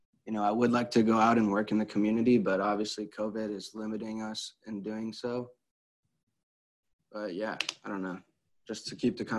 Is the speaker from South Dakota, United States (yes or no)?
no; St. Louis, Missouri, United States; growing up in this country, I'm from St. Louis, which is one of the most segregated cities in this country. It's not always the easiest place to grow up